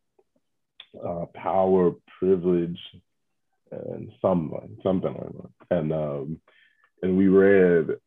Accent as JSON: {"language": "English", "town": "Chicago", "region": "Illinois", "country": "United States", "tie": "born or raised there", "said": "I've lived in Chicago my whole life"}